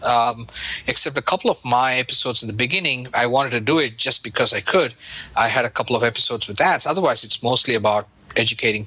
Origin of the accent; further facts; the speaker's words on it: India; now in United States; Growing up in India